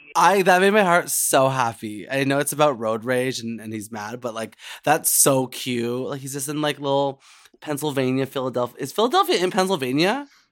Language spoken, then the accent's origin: English; Canada; being a Canadian queen